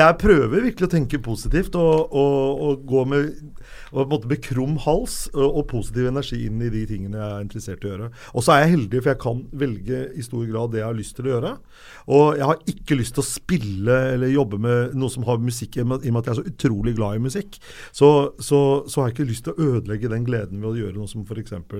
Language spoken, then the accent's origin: Norwegian; Lørenskog, Akershus, Norway; jeg er fra Lørenskog og vokste opp med Synnøve Svabe og Johan Olav Koss